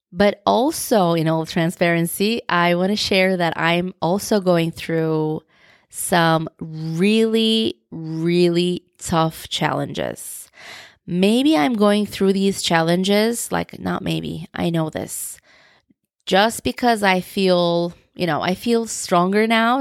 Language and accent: English; Turkey; first language Turkish; English is a second language; I am originally from Turkey, so my first language is Turkish.